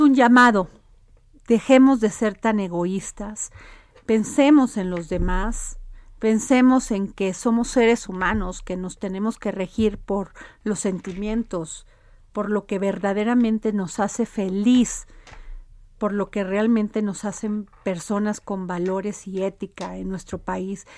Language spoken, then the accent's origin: Spanish; Mexico; somos así los mexicanos y las mexicanas